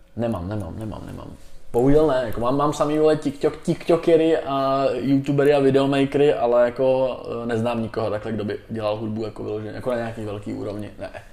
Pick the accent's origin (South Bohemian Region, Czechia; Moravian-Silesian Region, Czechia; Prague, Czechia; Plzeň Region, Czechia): South Bohemian Region, Czechia; Tábor; já jsem z Tábora původem, tak jsem hrál patnáct let, jsem hrál za Mas Táborsko